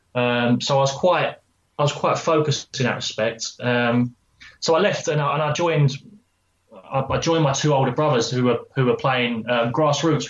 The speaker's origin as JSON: {"language": "English", "town": "Southend-on-Sea", "region": "East of England", "country": "United Kingdom", "tie": "born or raised there", "said": "I was born in Southend uh, in Essex"}